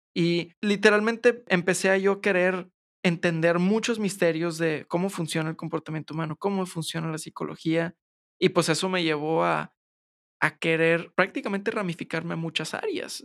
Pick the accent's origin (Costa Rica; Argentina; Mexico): Mexico; San Pedro Garza García, Nuevo León; Yo soy de San Pedro